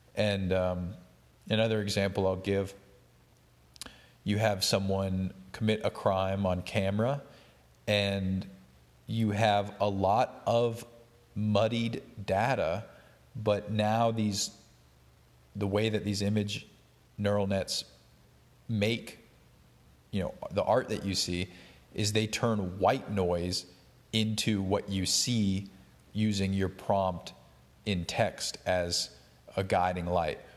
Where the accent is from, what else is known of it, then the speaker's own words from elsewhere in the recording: Appalachia, United States; I'm actually from rural Appalachia